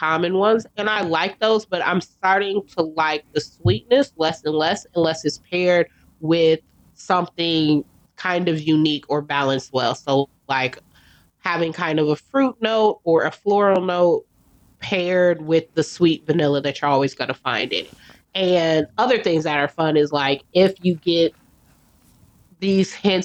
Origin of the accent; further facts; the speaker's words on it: United States; as an American